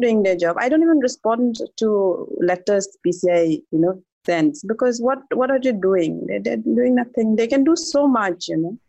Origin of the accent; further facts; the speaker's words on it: East Siang, Arunachal Pradesh, India; I grew up in a very small village in East Siang. It's a district in Arunachal